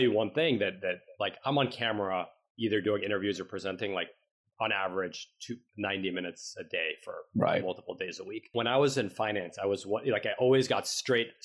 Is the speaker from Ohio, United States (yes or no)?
no; New York City, New York, United States; we grew up in the East Village of New York City, Stuyvesant Town, 14th Street